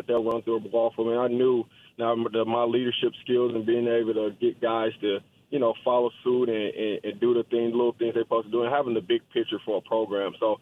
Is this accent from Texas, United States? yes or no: yes; Dallas, Texas, United States; I'm from Dallas. I'm from South Oak Cliff, born and raised